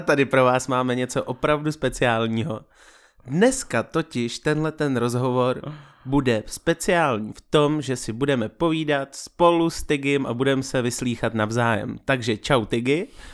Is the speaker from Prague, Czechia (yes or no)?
no; Vysočina Region, Czechia; moved away; Jsem z Vysočiny původem